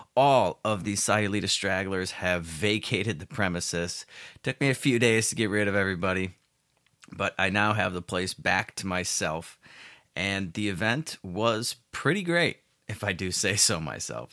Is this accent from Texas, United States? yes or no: no; Chicago, Illinois, United States; moved away as an adult; now in Puerto Vallarta, Mexico; I'm from Chicago originally. I still have a place there.